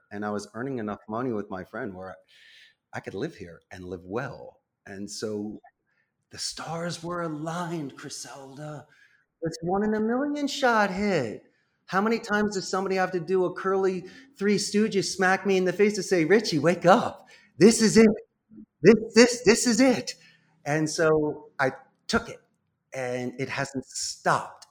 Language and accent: English; Philadelphia, Pennsylvania, United States; moved away as an adult; now in Costa Rica; I'm born and raised in Northeast Philadelphia as a proud graduate of Abington High School in ninety-one